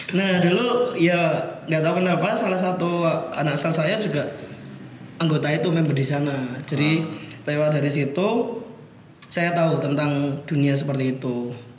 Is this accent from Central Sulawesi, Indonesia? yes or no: no; Surakarta, Central Java, Indonesia; now in Yogyakarta, Indonesia; aku orang Solo